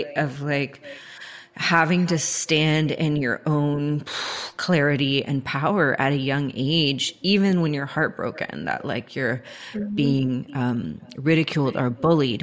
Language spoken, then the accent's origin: English; Georgia, United States; growing up in Georgia